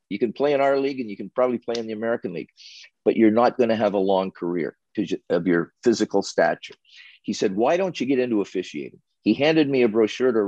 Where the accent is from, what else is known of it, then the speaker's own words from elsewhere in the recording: Sarnia, Ontario, Canada; being a kid growing up in Sarnia, Ontario.